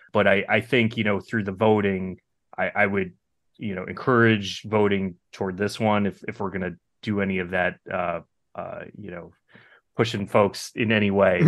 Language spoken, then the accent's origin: English; New Jersey, United States; also born or lived in New York; I was actually born in New York, grew up in Jersey.